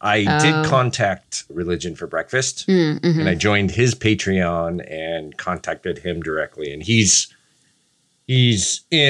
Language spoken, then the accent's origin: English; Boise, Idaho, United States; growing up in Boise, Idaho in the 80s and 90s.